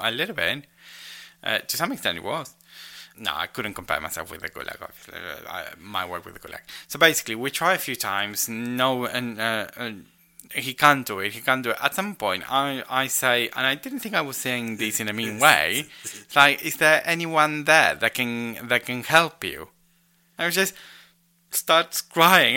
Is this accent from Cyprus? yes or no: no; Rosario, Santa Fe, Argentina; moved away; my hometown of Rosario